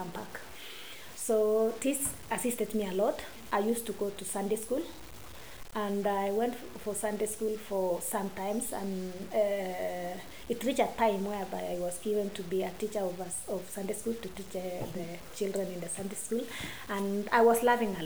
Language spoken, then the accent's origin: English; Baringo County, Kenya; so I was born in Baringo